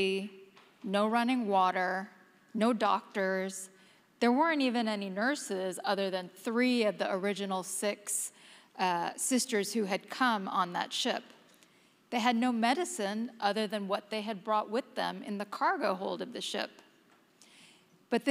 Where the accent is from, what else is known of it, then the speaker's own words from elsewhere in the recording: Houston, Texas, United States; now in New York, United States; back in my hometown, the great city of Houston